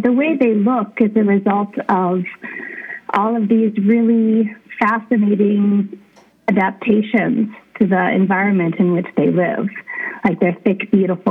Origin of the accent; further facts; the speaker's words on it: Willow, Alaska, United States; now in Fairbanks, United States; I grew up in Willow, and I live in Fairbanks now